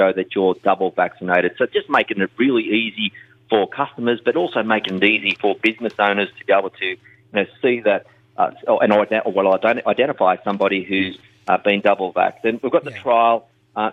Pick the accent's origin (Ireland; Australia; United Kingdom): Australia; Bathurst, New South Wales; my hometown of Bathurst